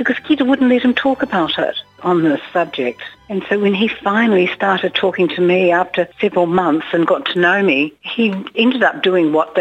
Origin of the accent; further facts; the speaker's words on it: New Zealand; I'm a New Zealander.